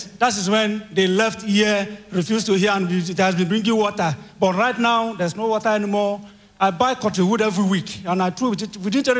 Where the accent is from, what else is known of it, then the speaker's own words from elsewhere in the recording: Kogi, Nigeria; Praise the Lord. … from Kogi State.